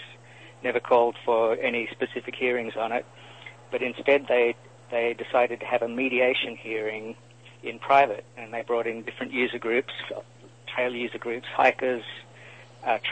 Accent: Australia; now in Los Angeles, United States; From Australia originally.

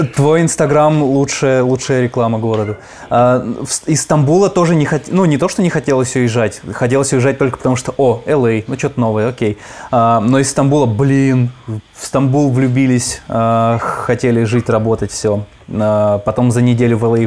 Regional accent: Izhevsk, Udmurtia, Russia; у меня в Ижевске, естественно, такого не было

